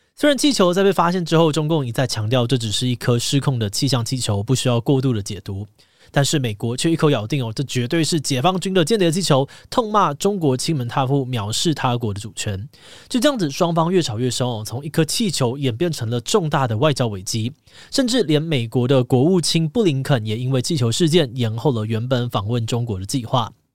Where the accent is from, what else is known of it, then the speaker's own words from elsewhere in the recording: Taiwan; 身为台湾人